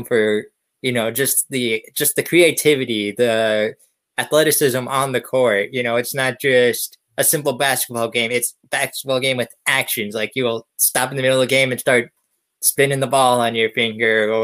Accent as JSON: {"language": "English", "region": "Pennsylvania", "country": "United States", "tie": "born or raised there", "said": "my hometown of Pennsylvania"}